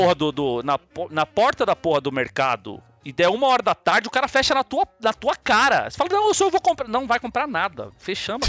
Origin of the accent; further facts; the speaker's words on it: São Paulo, Brazil; onde eu cresci no Parque do Chaves, que é a Zona Norte, quase Guarulhos.